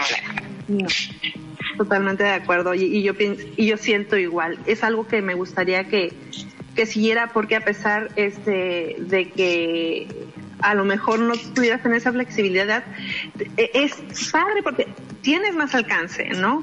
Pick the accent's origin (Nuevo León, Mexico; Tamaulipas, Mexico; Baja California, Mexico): Baja California, Mexico; Mexicali Valley; vengo del Valle de Mexicali, ahí me criaron